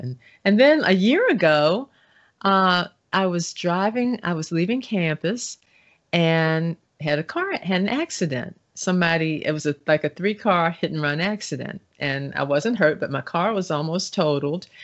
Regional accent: Baltimore, Maryland, United States; growing up in Baltimore in the nineteen sixties and nineteen seventies

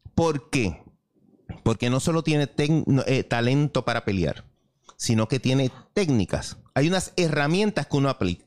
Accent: Carolina, Puerto Rico; now in San Juan, Puerto Rico; me crié en Carolina y voy en San Juan

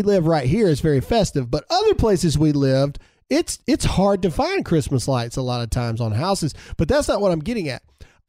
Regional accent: Caledonia, United States; where we grew up in Caledonia, the post office actually had somebody there that would write back all the letter. But granted, you got to remember where I grew up, there was only like 100 kids.

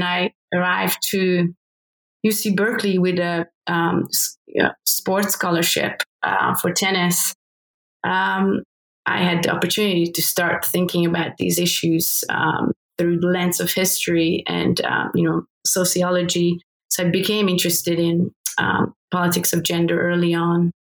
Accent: Hungary; born or raised there

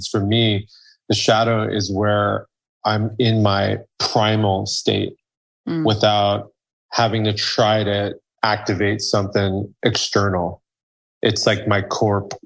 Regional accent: Iran; Iran, my home country

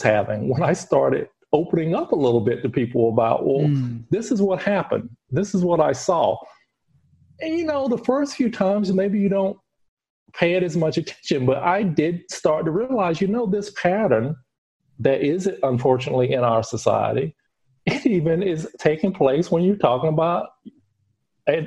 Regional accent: United States; now in Europe; I am living in Europe and I'm from America

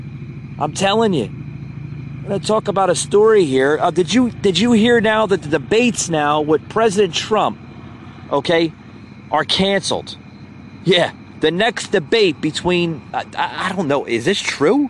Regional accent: United States; I have rights as an American citizen

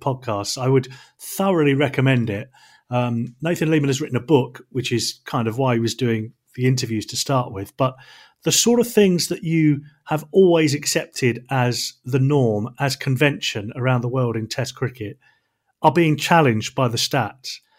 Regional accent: England, United Kingdom; being an Englishman

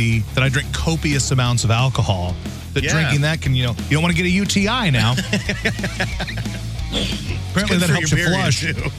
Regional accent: Louisiana, United States; moved away; growing up in Louisiana.

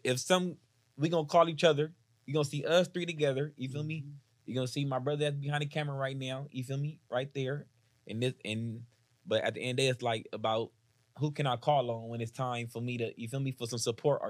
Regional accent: Atlanta, Georgia, United States; I'm from South Atlanta, Georgia, like, you feel me? So I was born in this shit

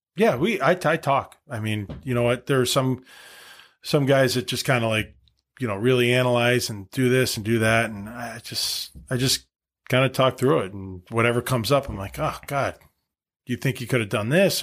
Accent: Wilbraham, Massachusetts, United States; moved away; growing up in Massachusetts, high school hockey was huge

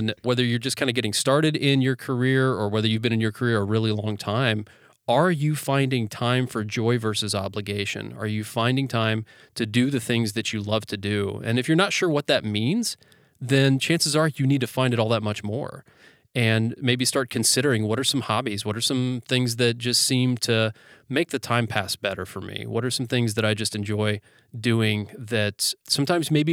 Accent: United States; growing up in the United States with our general work ethic

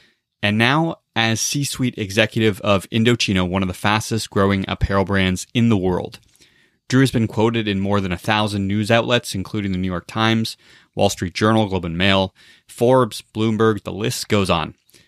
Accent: Toronto, Ontario, Canada; moved away; We're both originally from Toronto.

